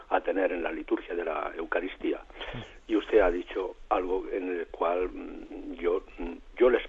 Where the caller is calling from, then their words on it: Murcia, Region of Murcia, Spain; de Murcia